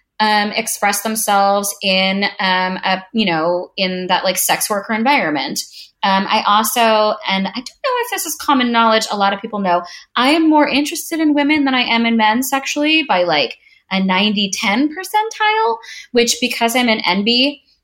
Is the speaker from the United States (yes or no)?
yes; New York, United States; I am from New York